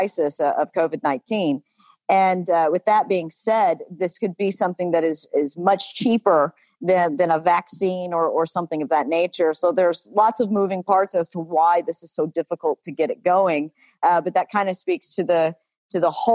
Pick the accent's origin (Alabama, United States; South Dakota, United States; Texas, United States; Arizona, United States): Alabama, United States; I grew up deep in the southern state of Alabama. You can detect my accent.